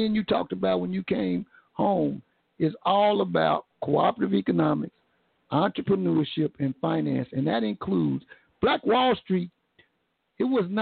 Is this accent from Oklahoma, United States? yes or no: yes; Tulsa, Oklahoma, United States; Tulsa creates so many superstars. We create superstars because if you come from a place that this conservative